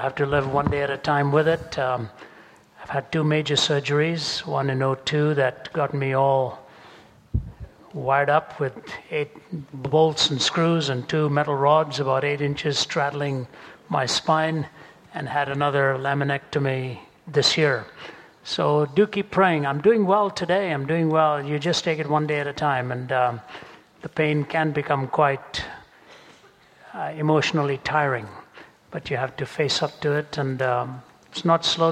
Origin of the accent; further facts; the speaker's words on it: India; moved away; growing up in India